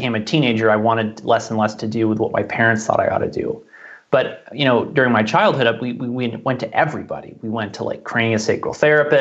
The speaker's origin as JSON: {"language": "English", "town": "New York City", "region": "New York", "country": "United States", "tie": "born or raised there", "said": "I was born in Manhattan, which has a pretty gnarly environment for those who don't know"}